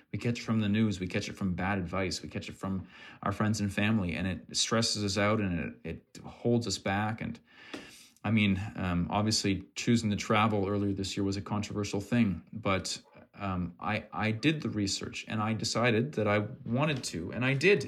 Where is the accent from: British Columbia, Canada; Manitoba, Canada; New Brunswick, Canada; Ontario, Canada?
New Brunswick, Canada; Fredericton; from my hometown here in Fredericton